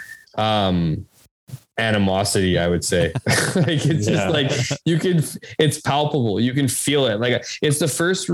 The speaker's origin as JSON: {"language": "English", "town": "Winnipeg", "region": "Manitoba", "country": "Canada", "tie": "born or raised there", "also_born_or_lived": "Ottawa", "said": "I grew up in Westwood"}